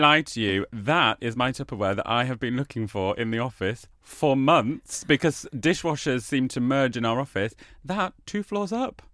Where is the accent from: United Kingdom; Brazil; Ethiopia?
United Kingdom; also born or lived in Australia; we as British people